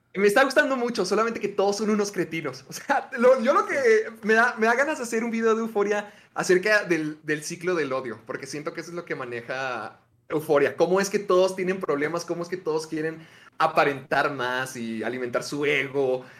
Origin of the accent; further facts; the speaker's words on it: Mexico; lo que más llegué a ver de niño en, en Canal 5 acá en México